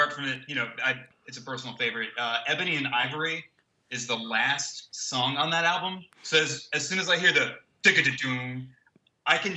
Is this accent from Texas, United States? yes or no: no; Florida, United States; growing up in Florida